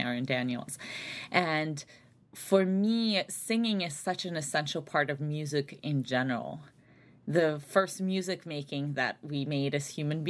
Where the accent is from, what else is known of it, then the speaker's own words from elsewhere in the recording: Saint Petersburg, Russia; also born or lived in Albany area, New York, United States; now in Chicago, United States; I grew up largely in St. Petersburg, Russia, and then my family immigrated to the United States, so upstate New York, the Albany area.